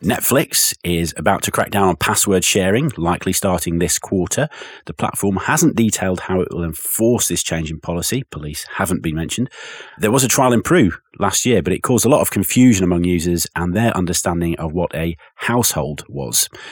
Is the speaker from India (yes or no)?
no; England, United Kingdom; as an Englishman